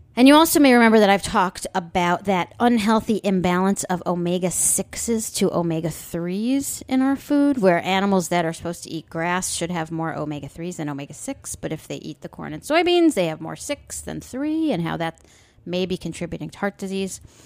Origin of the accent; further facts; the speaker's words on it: Long Island, New York, United States; I grew up on Long Island back in the seventies.